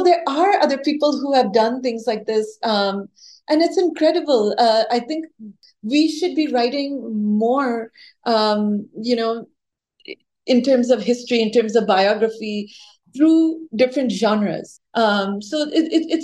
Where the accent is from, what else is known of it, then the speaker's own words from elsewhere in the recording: Minnesota, United States; moved away; also born or lived in India; I lived in Minnesota in the late 70s and till the mid 80s, and then went to India to study and came back again. But when I was growing up, I was the only brown girl and the only Indian girl in my school